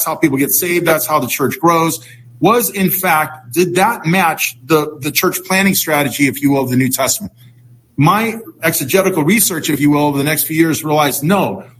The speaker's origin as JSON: {"language": "English", "town": "San Francisco", "region": "California", "country": "United States", "tie": "born there", "said": "Well, it all began when I was born in San Francisco, 1961."}